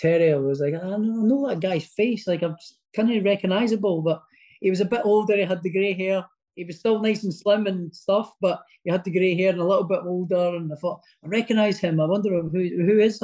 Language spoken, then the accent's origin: English; Prestonpans, Scotland, United Kingdom; also born or lived in Edinburgh; he's sort of kind of linked to my hometown as well